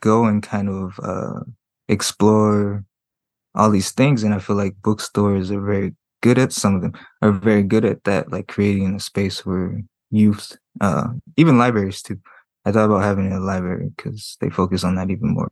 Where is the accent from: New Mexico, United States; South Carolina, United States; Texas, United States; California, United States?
California, United States; Compton; also born or lived in San Francisco / Berkeley; I'm from Compton